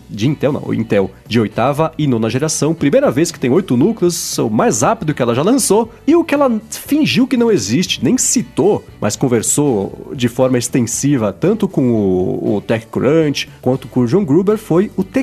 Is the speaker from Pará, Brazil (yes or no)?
no; São Paulo, Brazil; eu sou paulista